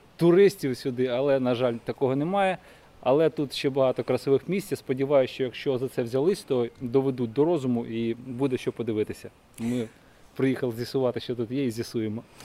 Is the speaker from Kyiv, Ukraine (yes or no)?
yes; Kyiv, Ukraine; Я із Києва.